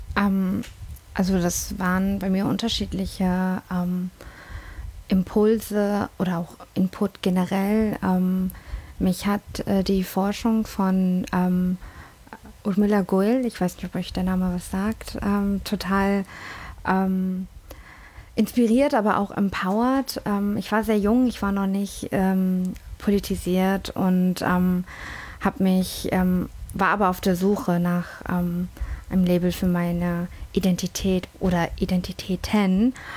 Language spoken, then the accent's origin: German; Hamburg, Germany; also born or lived in London; aus Hamburg. Nee, aber wirklich, nee, ich bin dann aber, äh, ich bin aber in London geboren